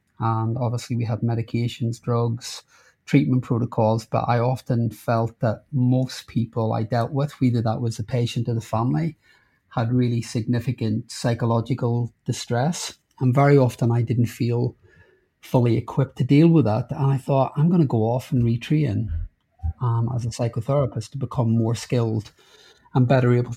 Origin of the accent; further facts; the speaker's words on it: Northern Ireland, United Kingdom; now in London, United Kingdom; I grew up in Northern Ireland during the Troubles, when there was a lot of riots and bombs.